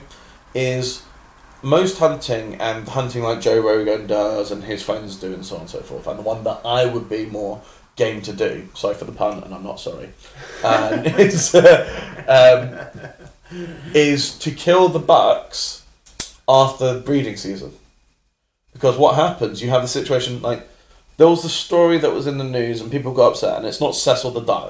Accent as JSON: {"language": "English", "region": "London", "country": "United Kingdom", "said": "as a Londoner"}